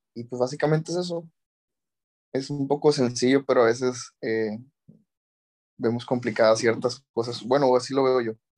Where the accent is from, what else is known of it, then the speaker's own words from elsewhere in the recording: Mexico; como mexicanos debemos conocer